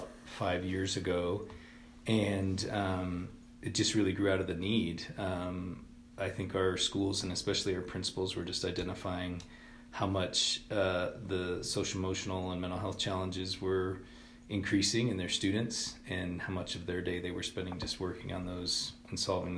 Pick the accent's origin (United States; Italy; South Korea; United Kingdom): United States; Swink, Colorado; moved away as an adult; also born or lived in Denver, Colorado / Oklahoma; I grew up in a small town in southern Colorado. It's a little town called Swink